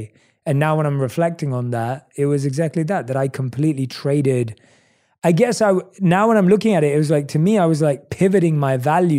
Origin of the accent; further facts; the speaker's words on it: London, United Kingdom; accent: British, New York, LA mix; now in United States; I was born and raised in London. So, and obviously I've lived in the States for the last 6 years.